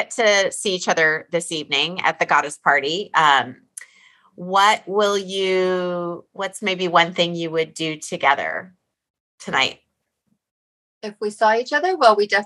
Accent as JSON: {"language": "English", "region": "Alaska", "country": "United States", "tie": "born or raised there", "said": "Yeah, we're Thank from Alaska, you. technically. Uh, that's where Tamara and I grew up together."}